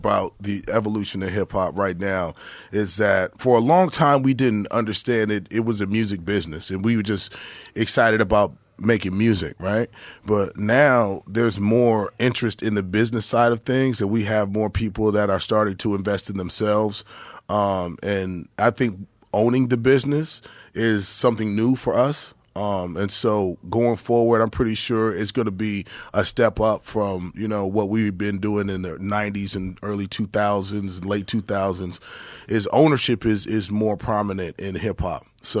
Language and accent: English; Albuquerque, New Mexico, United States; also born or lived in Detroit, United States; Well, I was born in Detroit. In the 74, like I said, and then my mom passed away when I was like 9, and so when my dad got remarried, they wanted to live in Albuquerque, New Mexico. So I spent about 7 years in Albuquerque